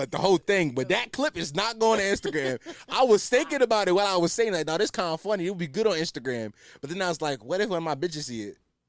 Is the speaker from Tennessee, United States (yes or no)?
no; Philadelphia, Pennsylvania, United States; I'm culturally Muslim because I'm from Philly, but yeah.